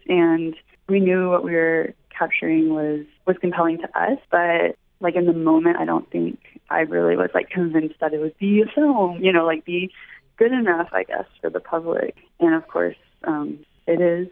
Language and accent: English; Memphis, Tennessee, United States; I'm actually from Memphis, Tennessee